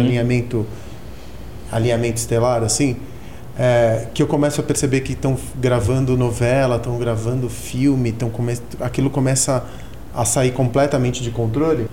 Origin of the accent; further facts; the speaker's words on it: São Paulo, Brazil; Eu era um moleque que cresci na Augusta